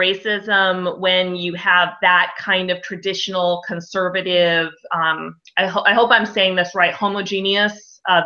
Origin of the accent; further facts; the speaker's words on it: United States; I'm American